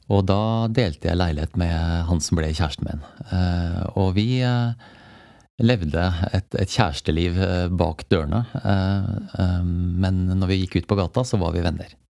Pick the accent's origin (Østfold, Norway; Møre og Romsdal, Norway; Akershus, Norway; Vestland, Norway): Akershus, Norway; Jessheim; jeg er født og oppvokst på Jessheim.